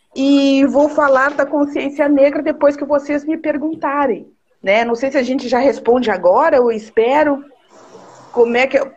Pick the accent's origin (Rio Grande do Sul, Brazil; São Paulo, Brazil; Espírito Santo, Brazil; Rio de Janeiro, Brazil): Rio Grande do Sul, Brazil; São Borja; eu nasci lá em São Borja